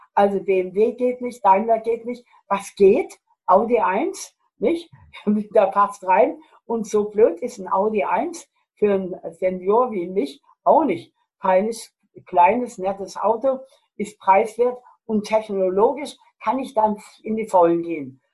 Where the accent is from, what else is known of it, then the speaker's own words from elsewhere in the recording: Germany; bei uns in Deutschland